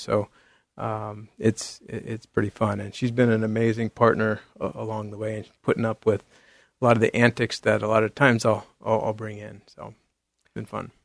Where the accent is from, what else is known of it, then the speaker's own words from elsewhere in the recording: San Jose, California, United States; now in Beaverton, United States; I grew up in the Bay Area, in, in San Jose, California